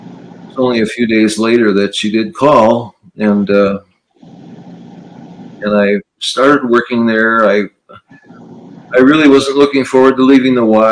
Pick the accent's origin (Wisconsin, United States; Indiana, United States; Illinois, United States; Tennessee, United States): Wisconsin, United States; Wausau; I grew up in Wausau on the west side on 3rd Avenue.